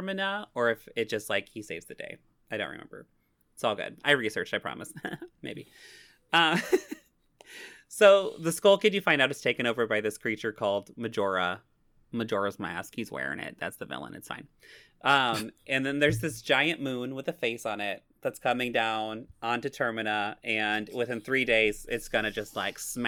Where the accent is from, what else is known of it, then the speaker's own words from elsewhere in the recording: Missouri, United States; I am so strongly from Missouri that it's Missouri